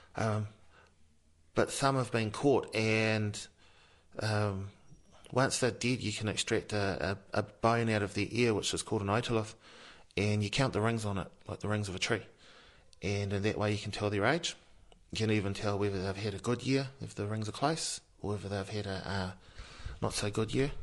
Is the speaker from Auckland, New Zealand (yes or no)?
no; Masterton, Wellington, New Zealand; I was born down here in Masterton and brought up by my maternal grandmother